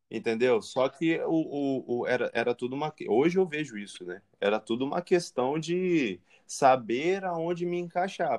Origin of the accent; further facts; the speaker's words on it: Espírito Santo, Brazil; eu como capixaba